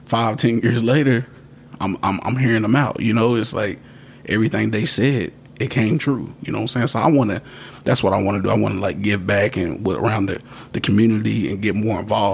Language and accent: English; Radcliff, Kentucky, United States; now in Bowling Green, United States; my hometown of Radcliffe